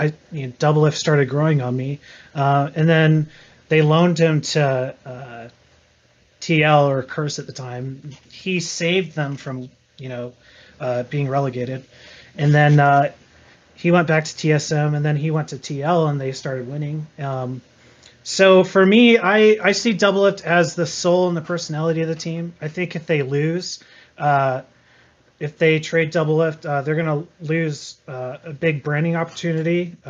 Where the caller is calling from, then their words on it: Spokane, Washington, United States; I'm calling from Spokane, Washington.